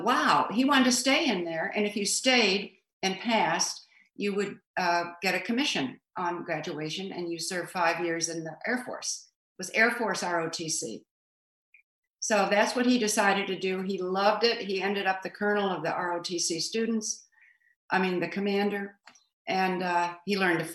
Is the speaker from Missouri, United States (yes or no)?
yes; St. Louis, Missouri, United States; moved away as an adult; also born or lived in Cedar Rapids, Iowa; now in New Jersey, United States; I was from St. Louis.